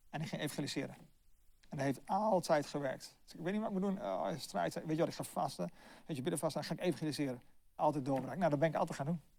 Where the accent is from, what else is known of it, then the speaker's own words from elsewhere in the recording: Delft, South Holland, Netherlands; ja, ik kom eigenlijk oorspronkelijk uit Delft.